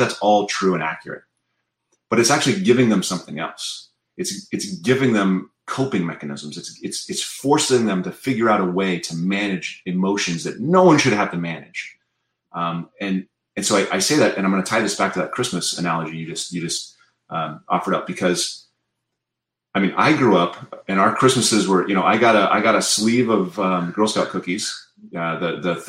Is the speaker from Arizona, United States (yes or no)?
no; South Dakota, United States; now in Berkeley, United States; I grew up in South Dakota